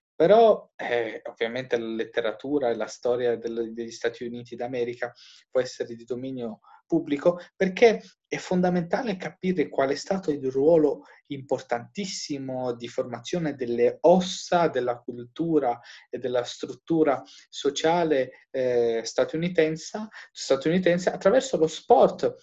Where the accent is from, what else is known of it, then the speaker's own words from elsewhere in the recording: Albania; moved away; io che vengo dall'Albania